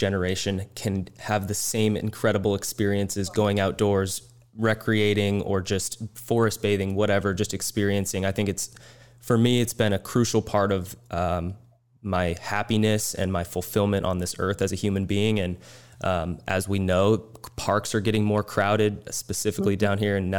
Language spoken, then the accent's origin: English; Washington, United States; my home state